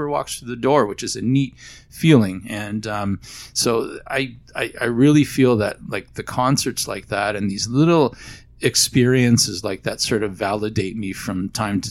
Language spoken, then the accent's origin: English; Barrie, Ontario, Canada; also born or lived in Toronto; growing up in Barrie, Ontario, at a small high school